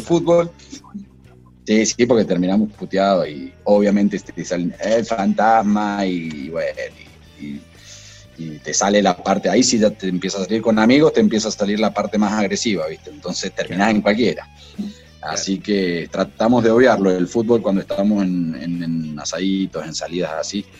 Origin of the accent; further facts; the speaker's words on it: Maipú, Mendoza, Argentina; also born or lived in Cruz de Piedra; Yo nací en la ciudad de Mendoza y desde muy chiquito me vine a vivir a Maipú